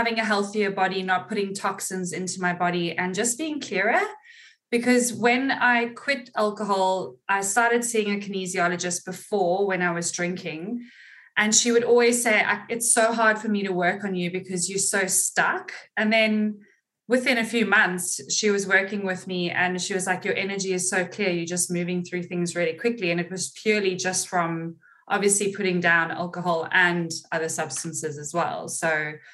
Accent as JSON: {"language": "English", "town": "Cape Town", "region": "Western Cape", "country": "South Africa", "also_born_or_lived": "London", "moved": "as an adult", "lives_now": "Gold Coast, Australia", "said": "So I am from Cape Town, South Africa, and I left South Africa when I was 19, lived in London for 7 years, and then moved to Australia almost 11 years ago"}